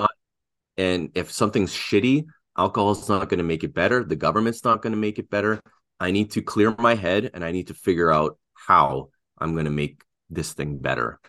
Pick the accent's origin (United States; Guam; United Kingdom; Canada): Canada; first language Russian; English is a second language; I'm from Canada